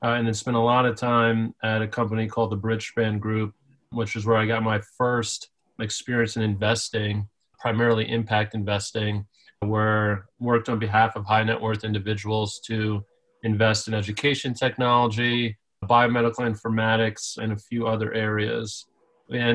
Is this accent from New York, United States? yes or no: yes; New York City, New York, United States; I grew up in Staten Island, New York, which I like to say is the forgotten borough of New York City